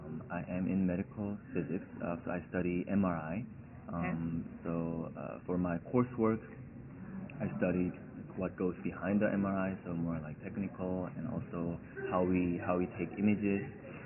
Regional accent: Madison, Wisconsin, United States; I'm from Madison, Wisconsin in the United States.

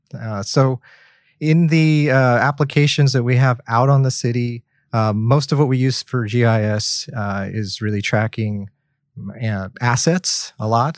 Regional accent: Oklahoma, United States; now in Kent, United States; I'm originally from Oklahoma, so we work with petroleum a lot

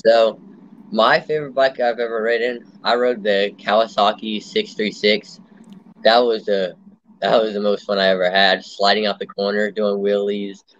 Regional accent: Lake Mary, Florida, United States; I'm from Lake Mary, Florida. It's like just north of Orlando

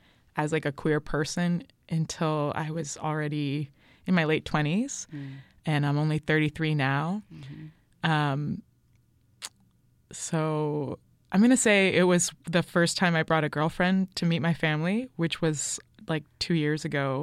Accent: Berkeley, California, United States; I grew up in Berkeley.

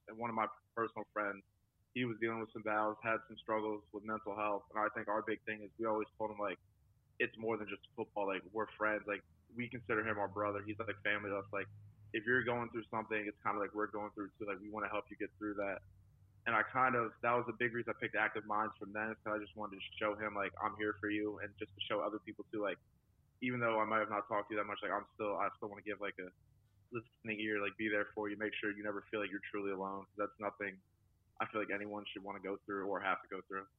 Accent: West Chester, Pennsylvania, United States; moved away as an adult; also born or lived in Oxford, Ohio; now in Jacksonville, United States; my hometown. We have, we have a college, Westchester University it's like connected to the town

